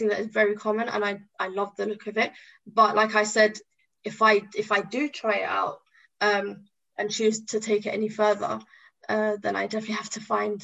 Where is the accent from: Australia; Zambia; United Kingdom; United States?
United Kingdom; London; also born or lived in Tripoli, Libya / Yefren, Libya; I was raised in London. You know, I came when I was two. Raised in London